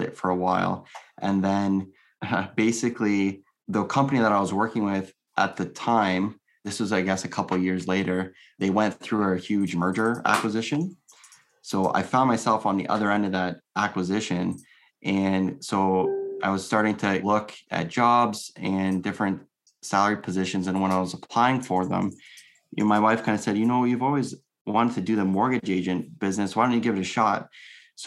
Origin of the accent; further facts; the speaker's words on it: Windsor, Ontario, Canada; I'm from Windsor, Ontario